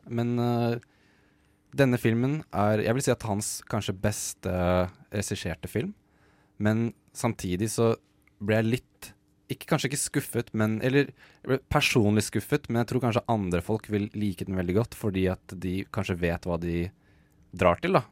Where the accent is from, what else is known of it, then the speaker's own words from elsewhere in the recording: Norway; som nordmann